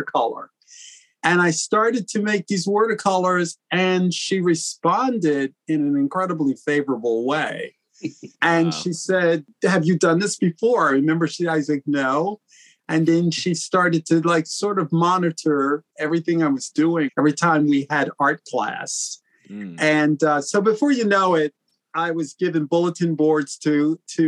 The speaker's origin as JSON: {"language": "English", "town": "Philadelphia", "region": "Pennsylvania", "country": "United States", "tie": "born or raised there", "said": "I was born in Philadelphia to two really great parents"}